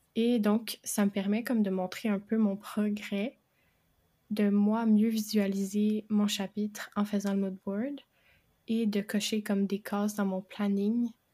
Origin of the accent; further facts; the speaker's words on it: Quebec, Canada; je suis québécoise